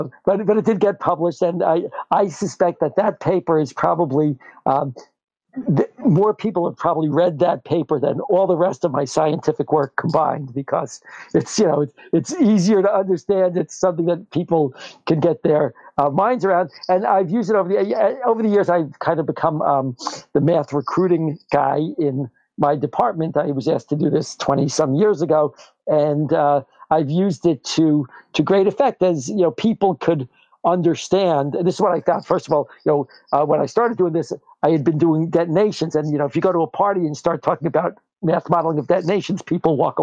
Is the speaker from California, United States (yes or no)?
no; New York, United States; now in New Jersey, United States; I grew up in New York